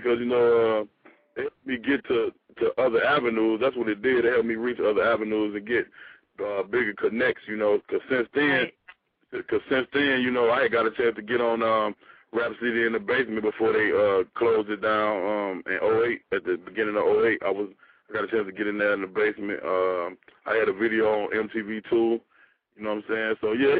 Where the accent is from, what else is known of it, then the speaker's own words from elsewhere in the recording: Chicago, Illinois, United States; you know, I'm from Chicago, but they just never heard nobody in the Midwest that like sound like me.